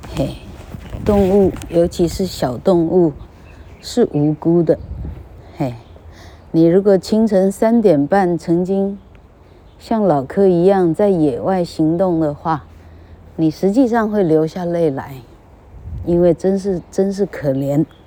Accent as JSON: {"language": "Chinese", "country": "Taiwan", "tie": "born or raised there", "said": "我们有幸生长在台湾"}